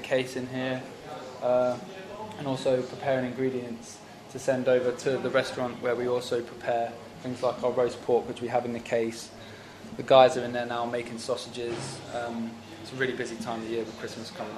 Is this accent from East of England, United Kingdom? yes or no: yes; Norwich, East of England, United Kingdom; moved away as an adult; now in Prague, Czech Republic; from the UK. Norwich in East Anglia.